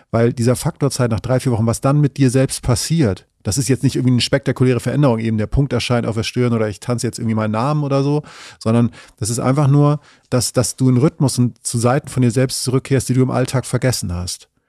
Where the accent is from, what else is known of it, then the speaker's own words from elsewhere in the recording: Northern Germany, Germany; natürlich muss ich als Norddeutscher, und das mache ich auch aus vollem Herzen, mich immer dann eher fürs Meer als für die Berge entscheiden